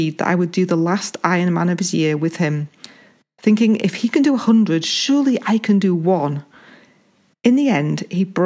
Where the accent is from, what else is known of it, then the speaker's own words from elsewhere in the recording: Halifax, Yorkshire and the Humber, United Kingdom; I was born in the West Yorkshire town of Halifax, England